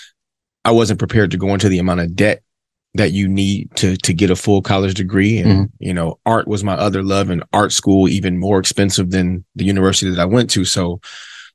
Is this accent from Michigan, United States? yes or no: yes; Detroit, Michigan, United States; moved away as an adult; now in Arizona, United States; I'm from Detroit